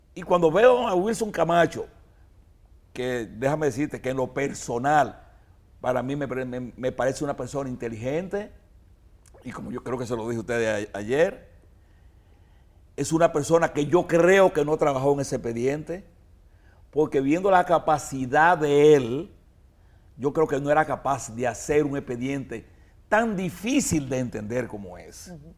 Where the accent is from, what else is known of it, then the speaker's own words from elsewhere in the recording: Dominican Republic; como dominicano